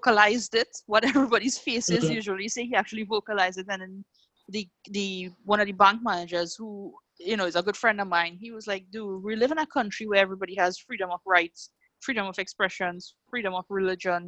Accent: Trinidad & Tobago; moved away as an adult; now in Antigua and Barbuda; I grew up with the luxuries and convenience of having stuff so readily available in Trinidad

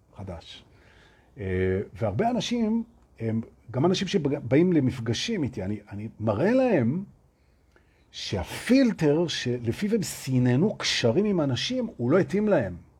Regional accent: Tel Aviv, Tel Aviv District, Israel; moved away as an adult; now in Herzliya, Israel; אני, אני תל אביבי, עוד שעכשיו אני בהרצליה, אבל אני תל אביבי

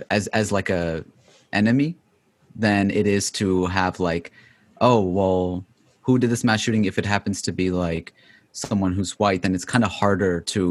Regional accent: Lahore, Punjab, Pakistan; now in United States; my experience of, you know, growing up in Pakistan

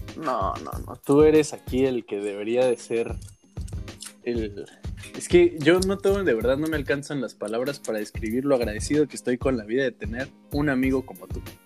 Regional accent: Mexico; moved away as an adult; now in Santiago de Compostela, Spain; dejé México, que dejé atrás como Hugo Sánchez

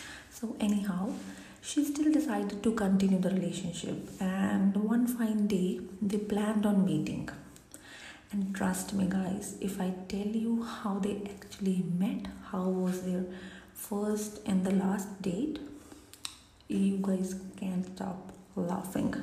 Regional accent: India; being an Indian kid

